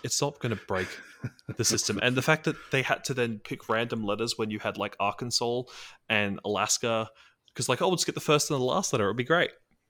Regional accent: Australia; Well, as an Australian, I will say that W-A is W-A.

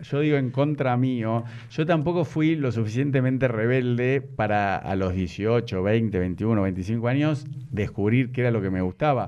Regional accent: Buenos Aires, Argentina; now in Nordelta, Argentina; me crié en Belgrano

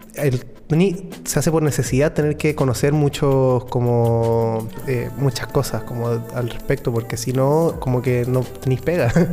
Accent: Chile; los chilenos como que somos gente que está así todo el rato al borde de la cordillera

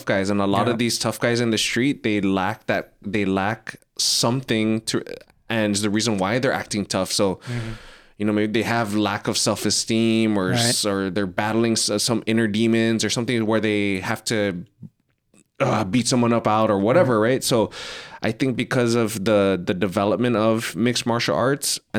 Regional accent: Guam; growing up in the islands, man, growing up in Guam, going to school

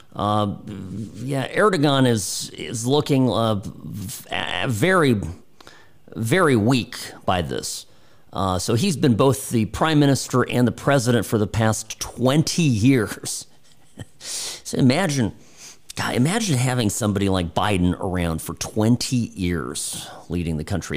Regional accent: United States; me being selfish as an American

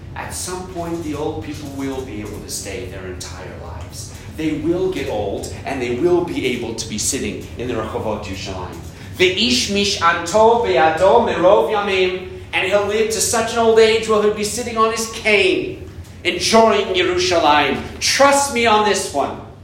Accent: United States; moved away as an adult; now in Israel; this little puny American

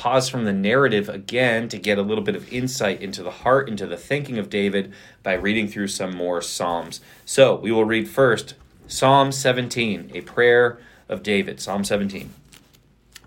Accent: Germany; also born or lived in Fort Drum, New York; now in United States; when I grew up in Germany

